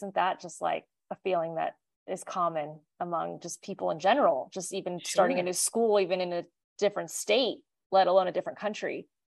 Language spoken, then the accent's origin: English; Kansas, United States; I mean, I tell people we're from Kansas all the time.